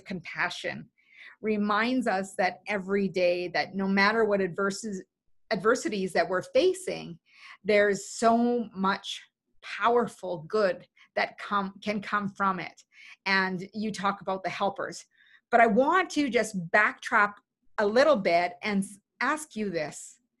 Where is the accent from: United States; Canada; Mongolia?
Canada; being Canadian, it made me even prouder of being Canadian.